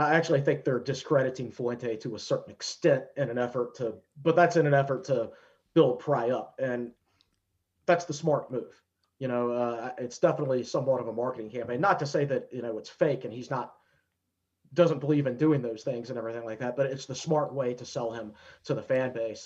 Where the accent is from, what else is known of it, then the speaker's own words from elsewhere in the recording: Danville, Virginia, United States; moved away; I'm from Danville originally